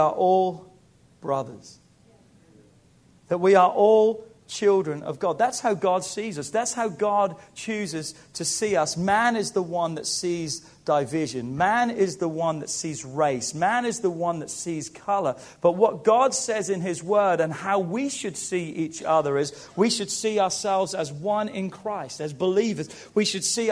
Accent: England, United Kingdom; moved away as an adult; now in United States; Growing up in England

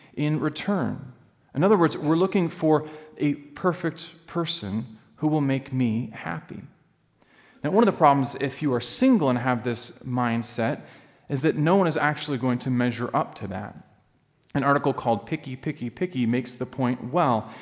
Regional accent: Alaska, United States; moved away; I grew up in Alaska.

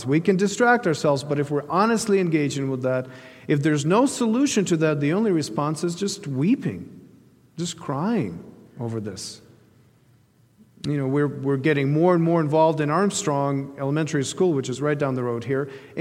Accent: Ukraine; moved away; the eastern part of Ukraine, where that's my home country

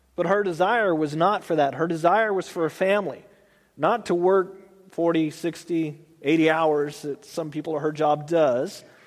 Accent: Texas, United States; moved away as an adult; now in Tulare, United States; I grew up in Texas

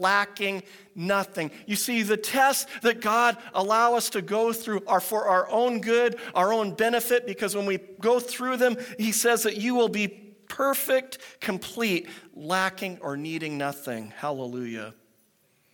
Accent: Pacific Northwest, United States; I grew up in the Pacific Northwest

